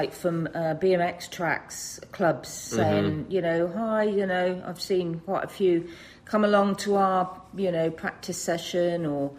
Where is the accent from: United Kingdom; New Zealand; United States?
United Kingdom; moved away; As British